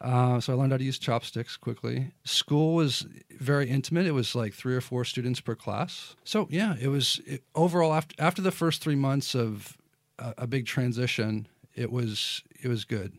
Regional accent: Lincoln, Nebraska, United States; moved away as an adult; also born or lived in Taiwan; now in Shanghai, China; I grew up in Lincoln, Nebraska

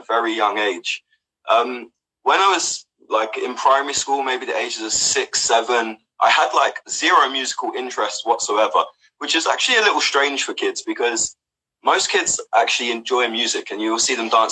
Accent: London, United Kingdom; moved away as an adult; now in Australia; I'm from London originally, from London, Brixton. I come out to Australia when I was 24 years old

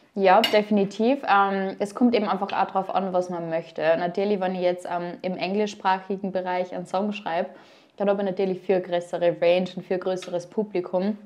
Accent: Upper Austria, Austria; now in Vienna, Austria; Ich komme ursprünglich aus Oberösterreich

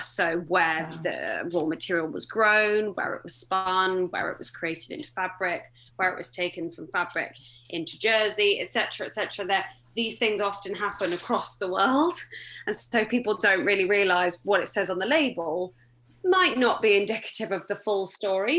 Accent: mid Devon, South West England, United Kingdom; moved away as an adult; I grew up in Devon. I'm a Devon girl, um, mid Devon, so the less good bit, in my opinion.

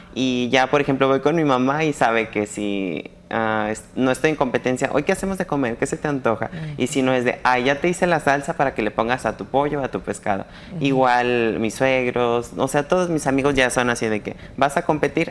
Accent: San Antonio de Peñuelas, Aguascalientes, Mexico; yo soy de San Antonio de Peñuelas, Aguascalientes

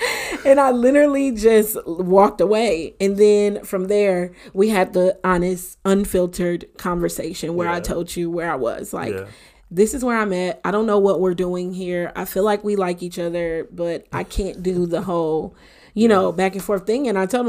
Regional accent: Detroit, Michigan, United States; he would come with me sometimes to my hometown, to Detroit. And my dad was a pastor at the time.

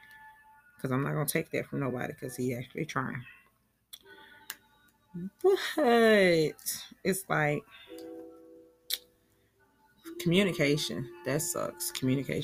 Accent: Talladega, Alabama, United States; accent: country; I'm from Talladega, Alabama

